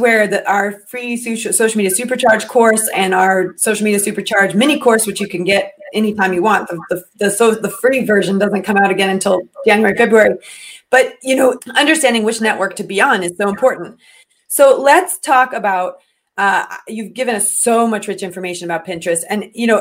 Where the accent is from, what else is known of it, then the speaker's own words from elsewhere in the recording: United States; I am American